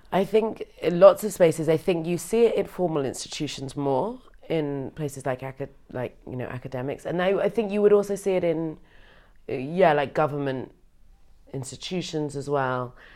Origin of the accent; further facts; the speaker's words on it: United Kingdom; now in Berlin, Germany; I am British and I am also half white.